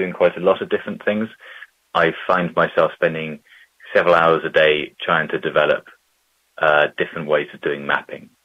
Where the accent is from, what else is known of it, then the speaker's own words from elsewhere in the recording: Bristol, South West England, United Kingdom; a 2 miles by 2 mile version of Bristol, in my hometown